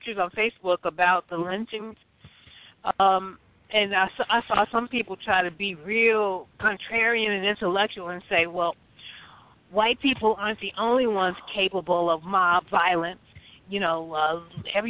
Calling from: Chicago, Illinois, United States; I'm calling from Chicago

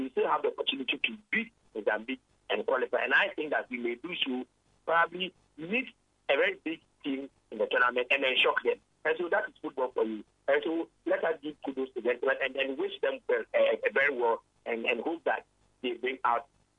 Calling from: Takoradi, Western Region, Ghana; I'm calling from Takrati.

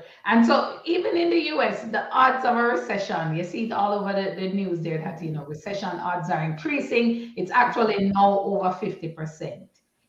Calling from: Toronto, Ontario, Canada; Toronto in the house, the six. Represent, represent. As you guys know, I'm joining in from Canada.

